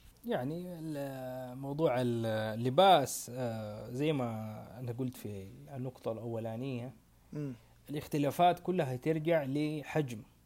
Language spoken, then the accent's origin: Arabic; Saudi Arabia